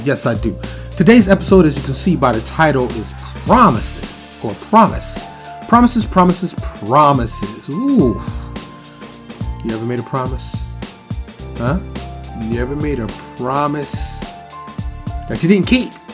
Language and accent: English; New York City, New York, United States; moved away; also born or lived in the South (US); I'm born and raised in New York City.